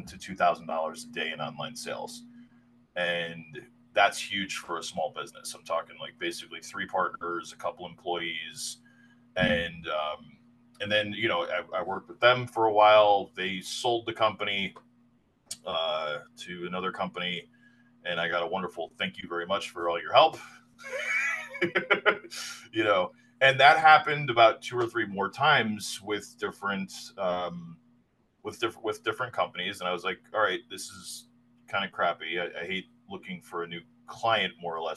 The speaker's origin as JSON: {"language": "English", "region": "New Jersey", "country": "United States", "tie": "born or raised there", "moved": "as an adult", "said": "I grew up on the East Coast, in New Jersey, in the 80s and 90s, in the early 2000s."}